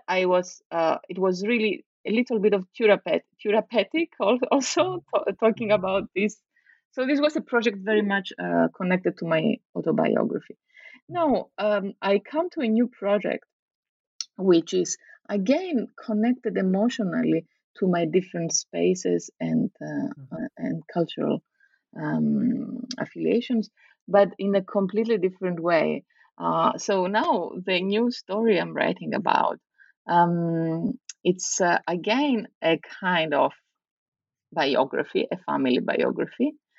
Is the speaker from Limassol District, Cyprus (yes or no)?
no; Nicosia, Nicosia District, Cyprus; the fact that I grew up in Cyprus, in Nicosia, as a daughter of a refugee family from the north, a Greek Cypriot refugee family.